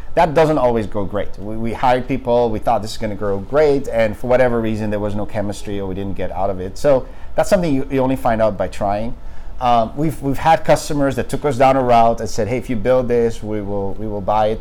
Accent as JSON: {"language": "English", "country": "Netherlands", "moved": "yes", "said": "I'm actually originally from the Netherlands"}